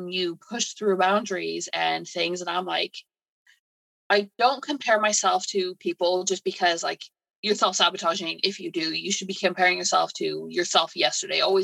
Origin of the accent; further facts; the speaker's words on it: Canada; moved away as an adult; also born or lived in United Kingdom; now in England, United Kingdom; So I'm originally from Canada. I moved to the UK to be with my now husband.